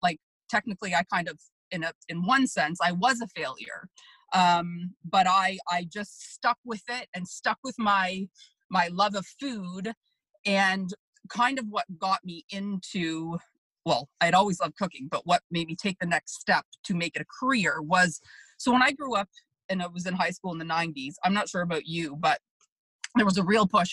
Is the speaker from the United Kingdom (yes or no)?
no; Markham, Ontario, Canada; I grew up in Markham